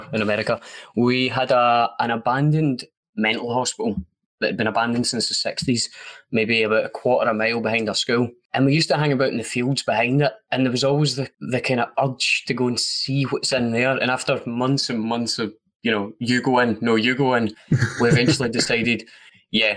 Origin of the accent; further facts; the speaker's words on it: Scotland, United Kingdom; I'm from Scotland